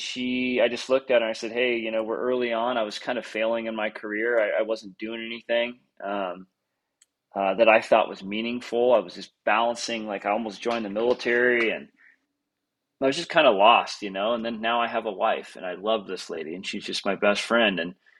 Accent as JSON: {"language": "English", "town": "Three Forks", "region": "Montana", "country": "United States", "tie": "born or raised there", "also_born_or_lived": "Georgia", "said": "So I grew up in Three Forks"}